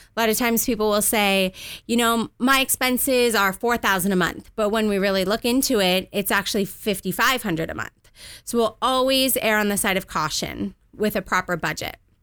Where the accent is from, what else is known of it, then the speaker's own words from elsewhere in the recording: Southern California, United States; also born or lived in Washington, D.C.; I moved out to Southern California when I was two years old with my parents